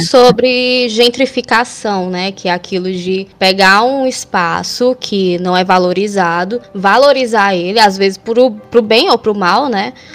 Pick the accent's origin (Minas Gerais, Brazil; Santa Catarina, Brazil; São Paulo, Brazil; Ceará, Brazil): Ceará, Brazil; Fortaleza; Eu sou aqui de Fortaleza, no Ceará.